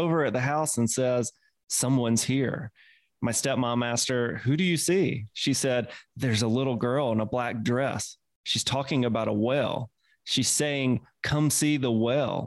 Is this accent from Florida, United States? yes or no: no; Mississippi, United States; accent: Mississippi; my Mississippi accent